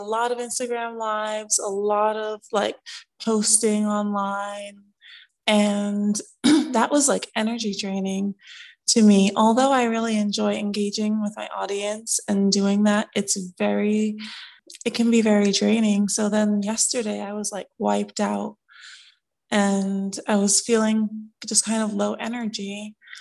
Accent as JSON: {"language": "English", "town": "New York City", "region": "New York", "country": "United States", "tie": "born or raised there", "also_born_or_lived": "Brooklyn, New York", "moved": "as an adult", "lives_now": "Atlanta, United States", "said": "I was born in Brooklyn, raised in Queens, New York"}